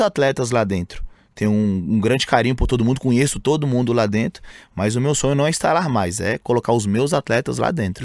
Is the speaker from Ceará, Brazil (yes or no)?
no; Montes Claros, Minas Gerais, Brazil; moved away as an adult; now in São Paulo, Brazil; Eu saí de Montes Claros, né? Uma cidade pacata, interior de Minas